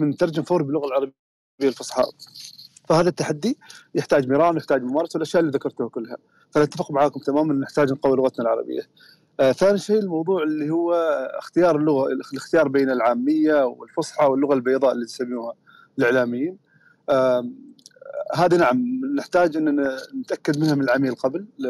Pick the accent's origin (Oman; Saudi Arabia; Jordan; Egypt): Oman; احنا عندنا في عمان لهجات مختلفه تماما